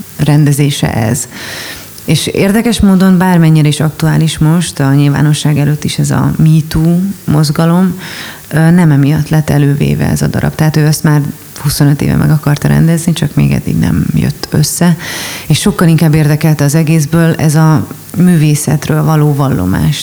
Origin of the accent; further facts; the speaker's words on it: Budapest, Hungary; also born or lived in Miskolc; budapesti vagyok